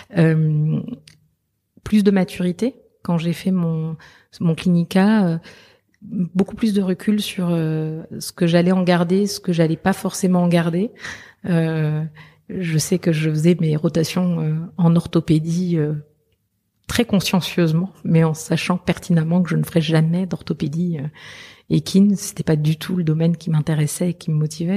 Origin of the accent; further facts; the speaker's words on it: southern France, France; also born or lived in Belgium / Liège, Belgium; chez moi, c'est le sud de la France parce que voilà, je suis née en Belgique, arrivée dans le sud de la France à l'âge de un an.